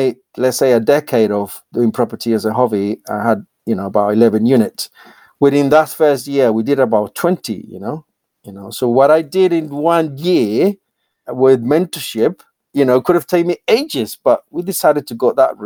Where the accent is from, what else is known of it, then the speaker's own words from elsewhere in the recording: Colombia; English is a second language; moved away as an adult; now in United Kingdom; born and raised in Colombia, and I basically decided to emigrate to the UK